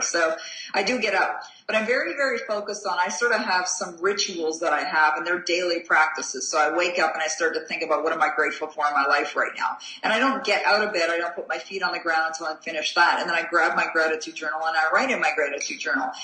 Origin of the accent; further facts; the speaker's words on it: Canada; I'm a Canadian, you know, living in a small town in, in Canada.